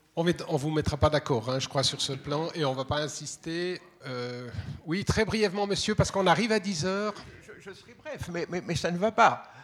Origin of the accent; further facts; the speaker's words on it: Vaud, Switzerland; moi je suis vaudois